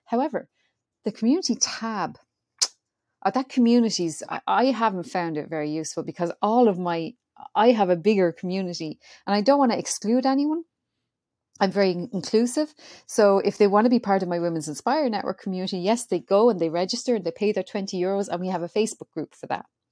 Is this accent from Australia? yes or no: no; Ireland; I'm Irish.